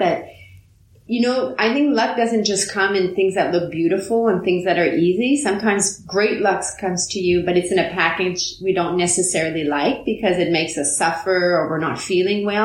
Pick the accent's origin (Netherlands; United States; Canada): Canada; just outside of Montreal, Quebec; first language French; English is a second language; I grew up just outside of Montreal in a family where we only spoke French